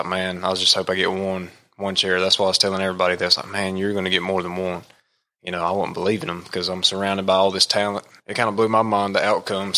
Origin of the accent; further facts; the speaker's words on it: United States; I am from Rutherford County.